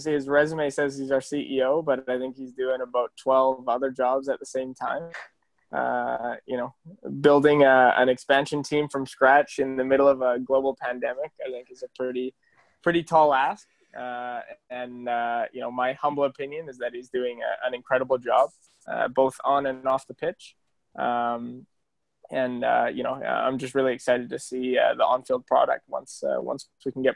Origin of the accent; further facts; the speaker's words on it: Canada; moved away; also born or lived in Spain; I came from Canada